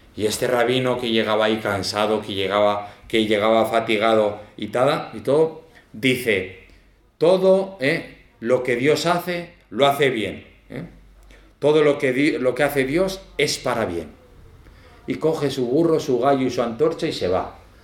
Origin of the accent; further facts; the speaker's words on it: Zaragoza, Aragon, Spain; moved away; also born or lived in El Salvador; aunque soy de Zaragoza, pero me fui jovencico.